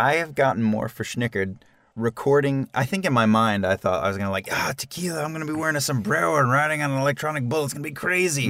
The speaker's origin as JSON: {"language": "English", "town": "Weehawken", "region": "New Jersey", "country": "United States", "tie": "born or raised there", "said": "My first job ever was working for the Department of Public Works in my hometown of Weehawken, New Jersey."}